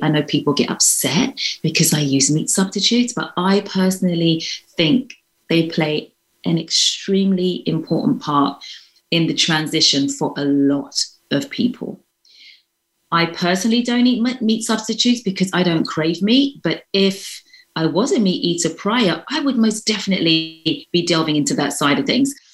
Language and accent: English; London, United Kingdom; moved away as an adult; now in United States; I'm from London, so I consider I've lived quite a privileged life